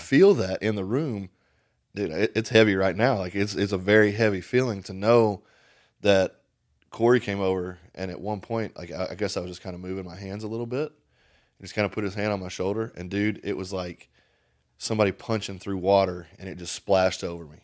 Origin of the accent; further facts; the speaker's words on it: Paint Lick, Kentucky, United States; moved away; I'm from Paint Lick, Kentucky. Paint fucking Lick, Kentucky